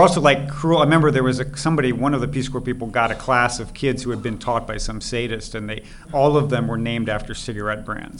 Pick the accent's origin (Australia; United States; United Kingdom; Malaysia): United States; Missouri; moved away as an adult; also born or lived in Sweden / Chengdu, China; I grew up in Missouri